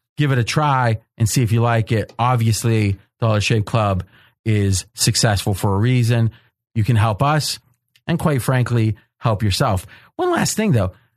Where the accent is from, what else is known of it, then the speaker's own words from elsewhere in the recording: Ohio, United States; I grew up and was in Ohio